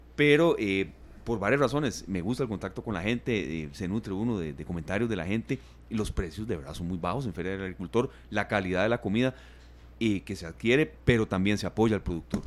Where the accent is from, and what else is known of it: Costa Rica